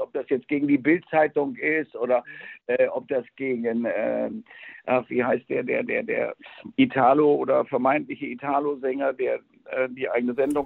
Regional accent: Spain; moved away; ich bin ja in Spanien groß geworden

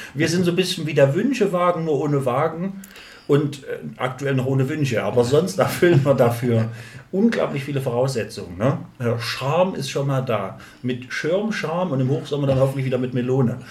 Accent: East Thuringia, Germany; also born or lived in Jena; bei uns auf dem Dorf, also hier, ja, Thüringen, Ostthüringen

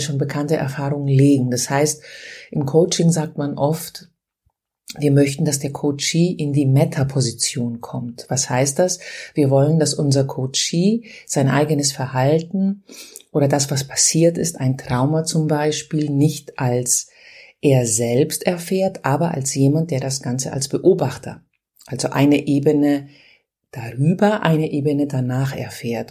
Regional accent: Greece; Und ich bin ja Griechin

